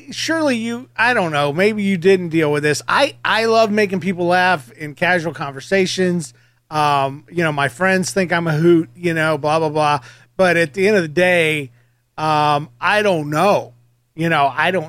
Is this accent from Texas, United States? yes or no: no; Georgia, United States; I'm from Georgia as well